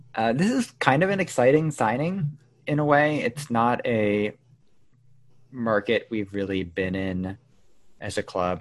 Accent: New England, United States; I'm from New England

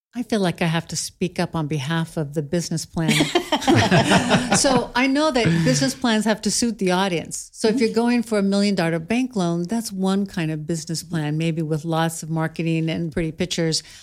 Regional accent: Clatskanie, Oregon, United States; I grew up in Klatskanai

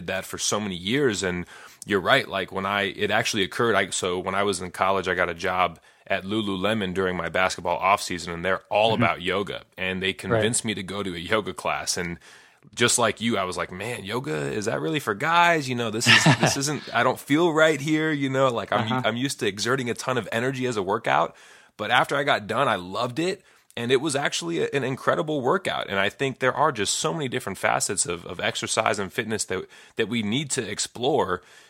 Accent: Las Vegas, Nevada, United States; also born or lived in Chicago; I grew up in Las Vegas, and fitness was good in Las Vegas. There's a lot of outdoor things to do. Then I moved to Chicago for school

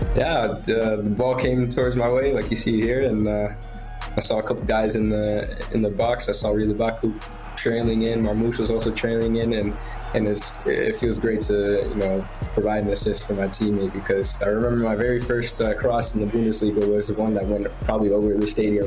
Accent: Virginia, United States; now in Wolfsburg, Germany; where I'm from, uh, in Virginia

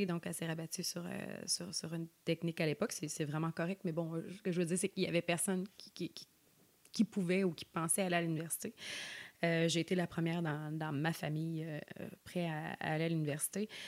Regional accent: Sorel-Tracy, Quebec, Canada; moved away as an adult; now in Côte-Nord, Canada; je suis née à Sorel.

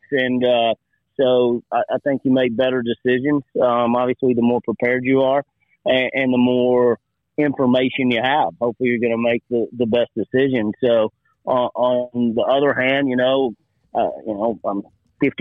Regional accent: Waco, Texas, United States; I grew up in Waco

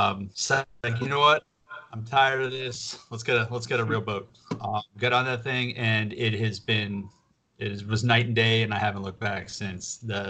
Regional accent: New Philadelphia, Ohio, United States; also born or lived in outside Washington, D.C.; now in near Washington, D.C., United States; originally from Eastern Ohio.

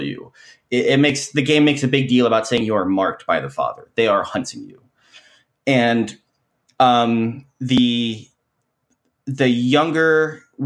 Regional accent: Kentucky, United States; I grew up in Kentucky

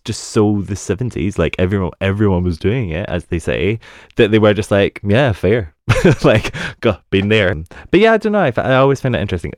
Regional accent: United Kingdom; being a Brit

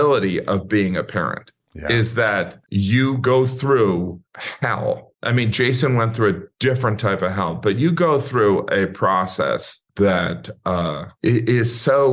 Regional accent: Northwest Indiana, United States; also born or lived in Illinois; moved to kind of Rust Belt, Indiana, then eventually moved to kind of more on the edge of Rust Belt and farmland.

